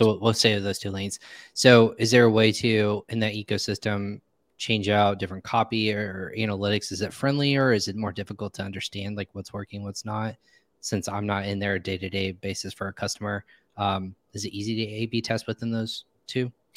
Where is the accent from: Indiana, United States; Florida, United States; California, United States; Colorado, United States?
Indiana, United States; also born or lived in Virginia / North Carolina; I'm from Indiana. When I moved out to Virginia, North Carolina